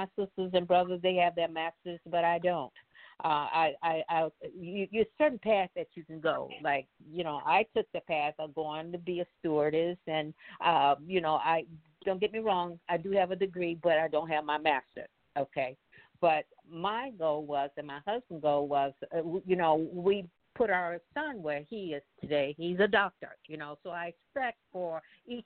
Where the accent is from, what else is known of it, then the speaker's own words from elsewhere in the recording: Mississippi, United States; moved away; I came from Mississippi, and we did not have no black or nothing in the books. We had hand-me-downs, and the books that we did have, half the pages was tore out.